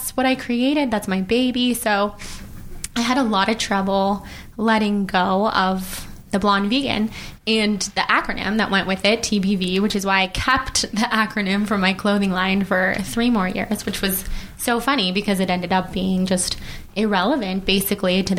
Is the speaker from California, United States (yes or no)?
yes; Sacramento, California, United States; moved away as an adult; also born or lived in New York; now in Los Angeles, United States; I'm from Sacramento. I moved to LA like 8 years ago, lived in New York for a little while, been back here for a couple years